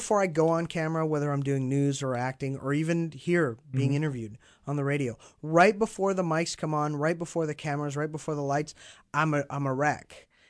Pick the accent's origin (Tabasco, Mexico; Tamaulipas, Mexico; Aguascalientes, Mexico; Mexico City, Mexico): Mexico City, Mexico; now in Dallas, United States; mostly, I grew up in Mexico, in Mexico City.